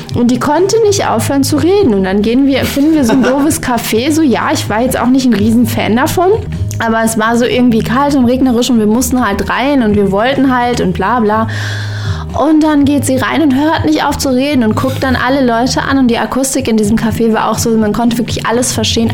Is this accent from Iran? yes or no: yes; Iran; now in Germany; würde ich mir als Iranerin trotzdem mal rausnehmen